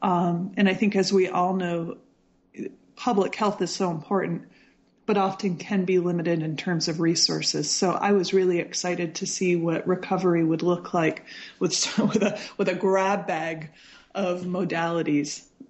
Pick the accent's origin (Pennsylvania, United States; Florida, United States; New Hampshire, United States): New Hampshire, United States; I was born in New Hampshire on May 1st at home. I was a home birth to some hippie parents who had they were pursuing their PhDs at Berkeley